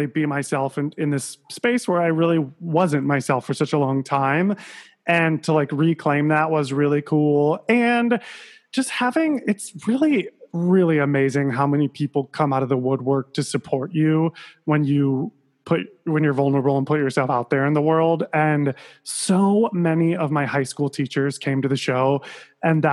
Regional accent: Sandusky, Ohio, United States; moved away; I'm from Sandusky, Ohio.

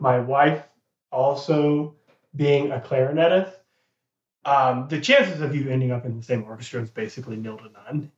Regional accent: Texas, United States; moved away as an adult; also born or lived in South Carolina / North Carolina; now in Charlotte, United States; I was born and raised in Texas. All 18 years mm-hmm. of my life was lived in Texas, so I was a Texas guy like through and through

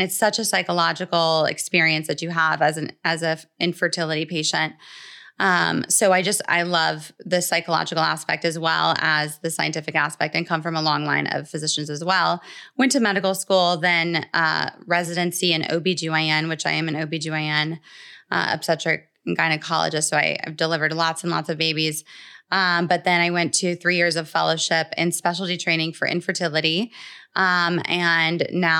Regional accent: Atlanta, Georgia, United States; So basically, my story in a nutshell is that I am originally from Atlanta

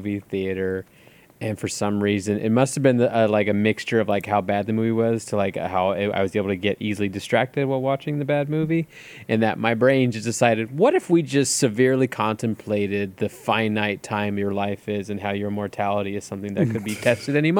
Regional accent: California, United States; I grew up in America, in California, in the 90s

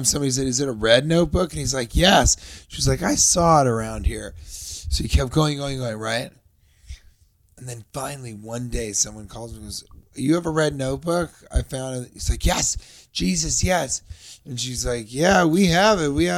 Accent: Colorado, United States; I'm from Colorado

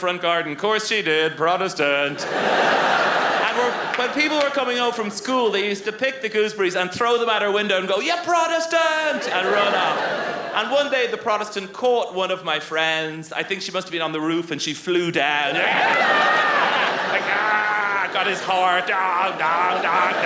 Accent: Ireland; I grew up in Ireland

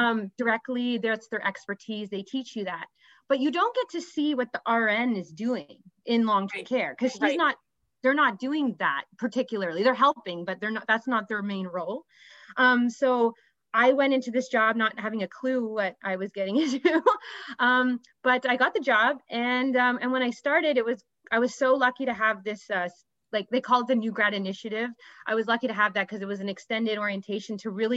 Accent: Ottawa, Ontario, Canada; also born or lived in Toronto; I had to move back to my hometown of Ottawa

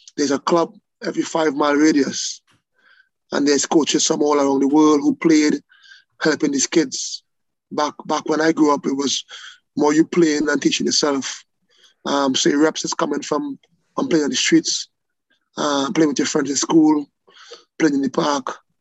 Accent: Trinidad & Tobago; moved away; growing up in Trinidad

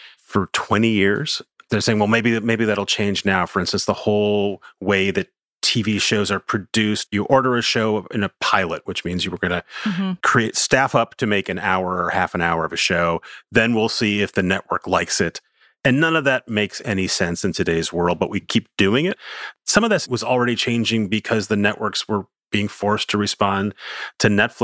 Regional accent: New York City, New York, United States; as a New Yorker

